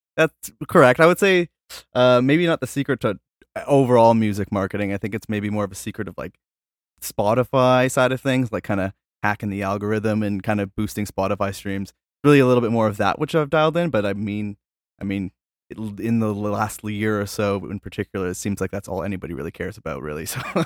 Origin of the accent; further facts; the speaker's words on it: Canada; I'm from Canada